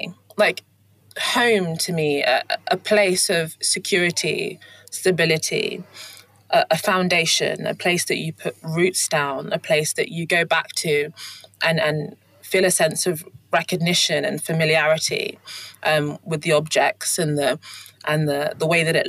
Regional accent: London, United Kingdom; also born or lived in Kent / Hertfordshire / Leeds; So I was born in London and born in Streatham in southwest London, and then moved to southeast London, and then moved to Kent, and then went to boarding school in Hertfordshire, and then went to university in Leeds.

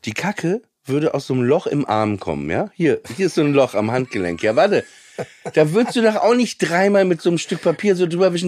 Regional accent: Papenburg, Lower Saxony, Germany; ich komme aus Papenburg im Emsland und da war halt nix

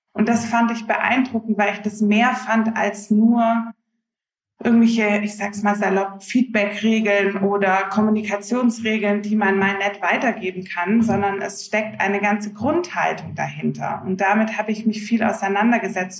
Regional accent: Swabia, near Stuttgart, Baden-Württemberg, Germany; moved away as an adult; now in Hamburg, Germany; Ganz ursprünglich bin ich aus dem Schwabenland, aus der Nähe von Stuttgart und wohne jetzt seit knapp zwölf Jahren in schönen Hamburg mit meiner Familie

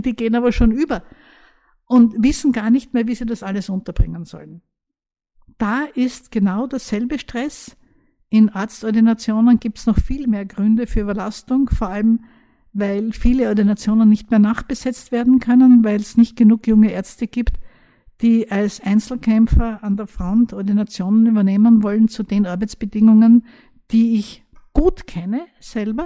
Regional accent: Austria; bei uns in Österreich

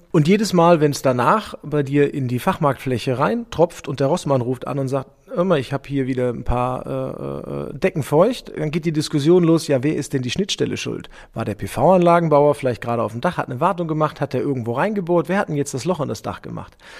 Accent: Germany; als Deutscher

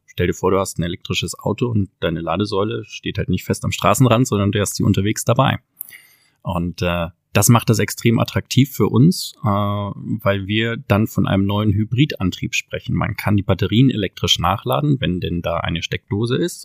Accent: Southern Germany, Germany; in Norddeutschland, wo unser Herz zu Hause war als Süddeutsche

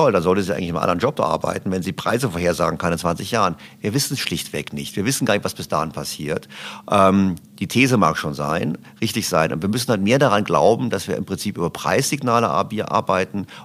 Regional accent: Berlin, Germany; Ich komme aus Berlin, also der Senat fördert Lastenfahrräder.

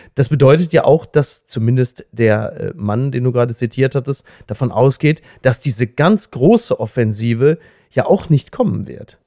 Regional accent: Germany; als Deutscher

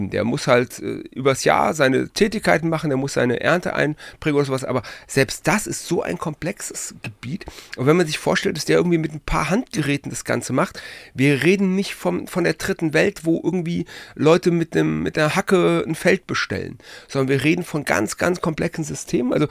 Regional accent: Frankfurt, Hesse, Germany; born there; Ich komme aus Frankfurt. Ich bin du kommst Frankfurt aus Frankfurt, geboren, ja.

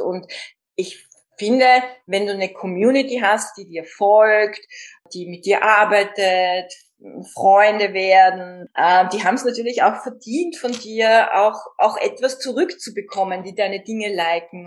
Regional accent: Vienna, Austria; bei uns in Österreich schon gar nicht und in Wien

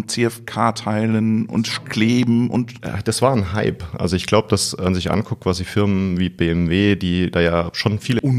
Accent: Odenwald, Germany; ich komme hier aus der Region und ich weiß auch, wie wichtig die Firma Bosch quasi hier immer gewesen ist.

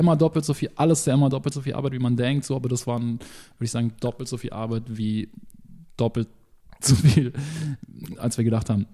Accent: Munich, Bavaria, Germany; ich bin ja aus München

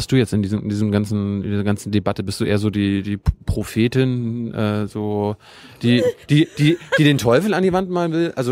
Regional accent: Mecklenburg-Vorpommern, Germany; Ich komme ich komm aus Mecklenburg, mein Opa und meine Eltern haben am Bauernhof gearbeitet.

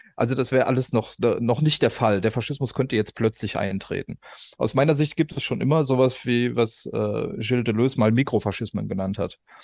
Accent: West Germany, Germany; in Westdeutschland, wo ich herkomme

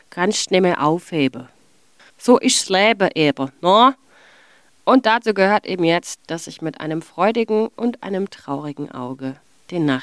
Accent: Hamburg, Germany; born there; also born or lived in Passau / Munich; Das sage ich als gebürtige Hamburgerin, die die meiste Zeit ihres Lebens bisher in Bayern gelebt hat, unter anderem in Passau und an der Grenze zu Ulm und in München.

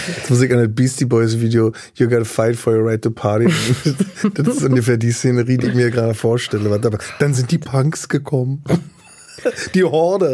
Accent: Berlin, Germany; also born or lived in Güstrow; Berlin Mitte, äh, die Tiekstraße, da bin ich aufgewachsen, Ostberlin

